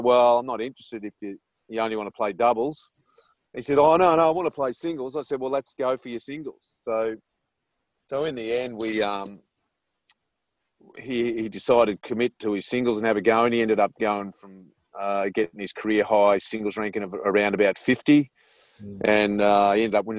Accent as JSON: {"language": "English", "country": "Australia", "accent": "Australian", "moved": "yes"}